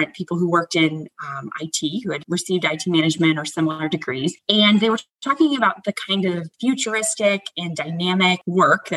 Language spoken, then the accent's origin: English; United States; moved away; I grew up right outside of Washington, D.C.